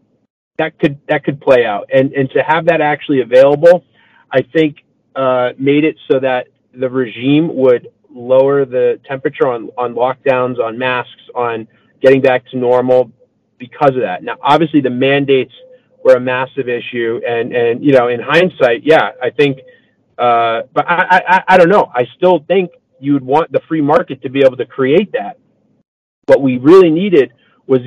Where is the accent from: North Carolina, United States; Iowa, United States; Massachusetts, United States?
Massachusetts, United States; moved away; I'm originally from Massachusetts.